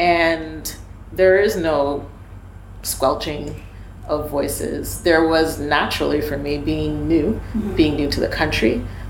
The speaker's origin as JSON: {"language": "English", "country": "Canada", "lives_now": "United States", "said": "This is my first job in the States. So, you know, I came here from Canada with a lot of varied experience."}